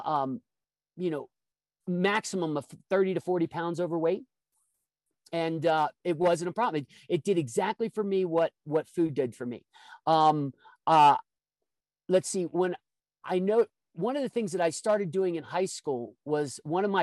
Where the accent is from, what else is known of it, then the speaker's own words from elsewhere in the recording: Midwest, United States; I grew up in the Midwest